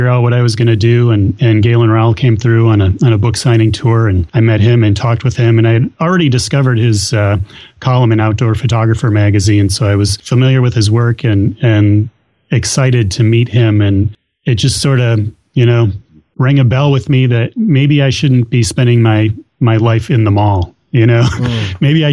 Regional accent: Illinois, United States; moved away as an adult; now in New Hampshire, United States; I grew up in Illinois

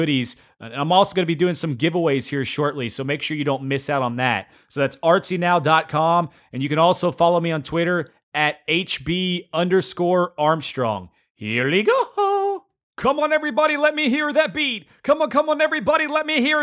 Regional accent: Knoxville, Tennessee, United States; now in Lexington, United States; I grew up in Knoxville, Tennessee

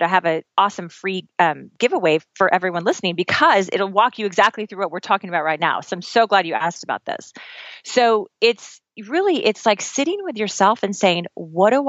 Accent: Midwest, United States; also born or lived in Oklahoma; I'm from the Midwest. I'm from Kansas and Oklahoma. My little accent's going to come out now when I say

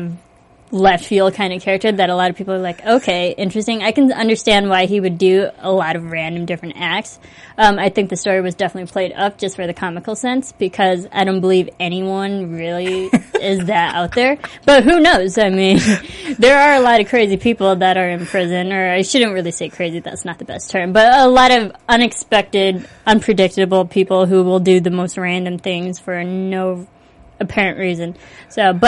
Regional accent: Midwest, United States; I grew up in the Midwest

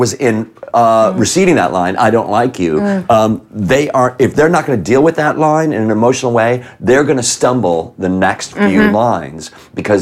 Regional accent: Chicago, Illinois, United States; moved away; I'm from Chicago. I'm from Rogers

